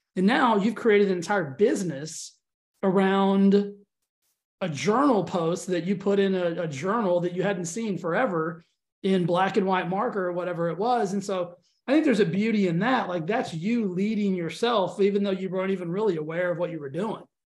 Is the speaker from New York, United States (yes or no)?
no; Texas, United States; I'm from Texas.